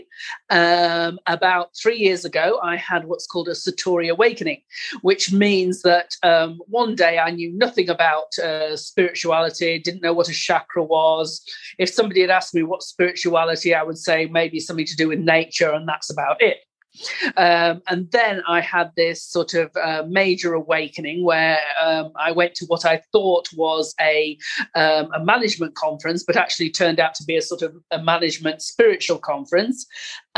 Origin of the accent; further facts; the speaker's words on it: England, United Kingdom; moved away as an adult; now in Italy; I was born in England and I moved to Italy when I met my husband, and that was 30 years ago